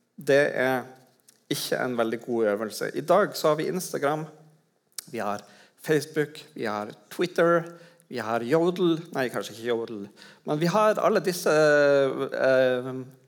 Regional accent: Tromsø, Troms, Norway; i Tromsø, der jeg kommer fra.

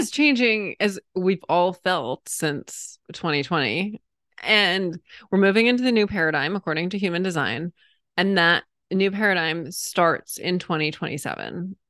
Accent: New England, United States; moved away; I'm originally a New Englander

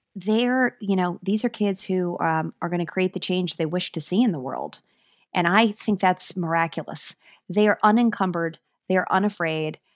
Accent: New York, United States; I am a New Yorker

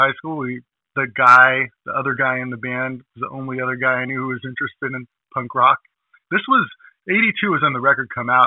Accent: Millbrae, California, United States; also born or lived in San Francisco; grew up in the peninsula in a little town called Millbrae, and Mills High School was a high school

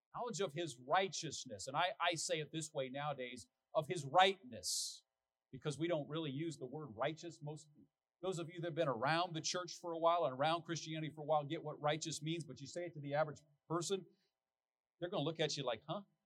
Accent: United States; as an American

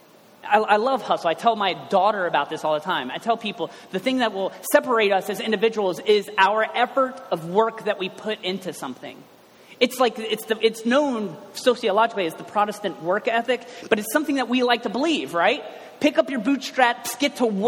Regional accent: Cincinnati, Ohio, United States; I'm from the west side

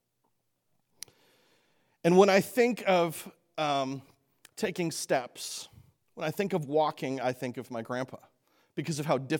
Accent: Canada; moved away; I grew up in Canada

